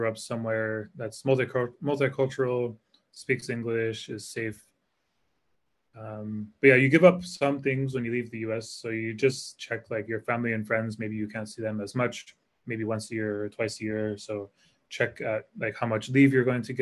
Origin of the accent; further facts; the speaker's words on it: Connecticut, United States; moved away as an adult; also born or lived in Hawaii / San Francisco; now in Singapore; I grew up in Connecticut, and I assumed I would live in Connecticut